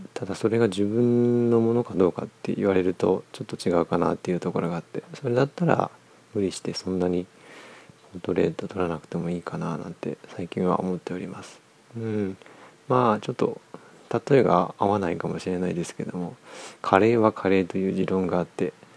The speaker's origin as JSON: {"language": "Japanese", "region": "Niigata", "country": "Japan", "tie": "born or raised there", "said": "地元新潟"}